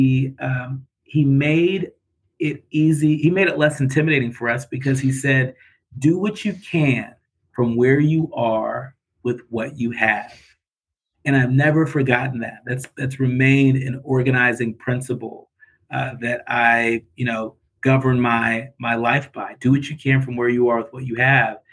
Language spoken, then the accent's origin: English; California, United States; now in Detroit, United States; They met in college in Texas and had me many years later in California